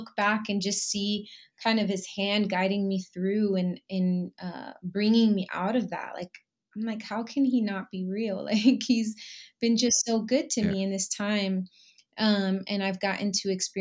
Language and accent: English; Puerto Rico; I am Boricua Puertorriqueña, so I'm from Puerto Rico